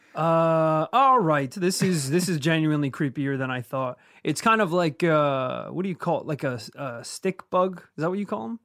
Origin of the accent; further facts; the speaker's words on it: Northern Ireland, United Kingdom; where we grew up in Northern Ireland